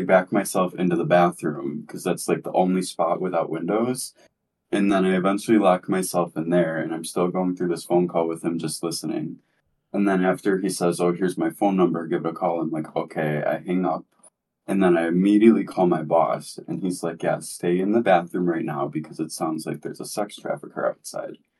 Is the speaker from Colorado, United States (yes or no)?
no; New York, United States; I'm from New York